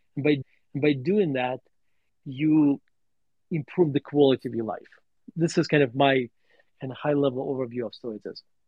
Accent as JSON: {"language": "English", "town": "Murmansk", "region": "Murmansk Oblast", "country": "Russia", "tie": "born or raised there", "also_born_or_lived": "Denver, Colorado", "moved": "yes", "lives_now": "United States", "said": "my story growing up in Russia"}